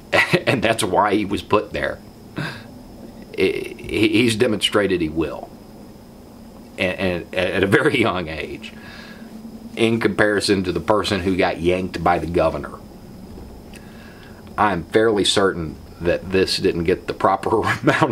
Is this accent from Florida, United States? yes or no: yes; Florida, United States; an average Florida man